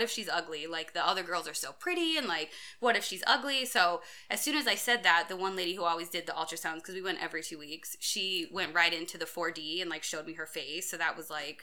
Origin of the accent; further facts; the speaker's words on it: United States; I grew up in a town close to a town called Princeton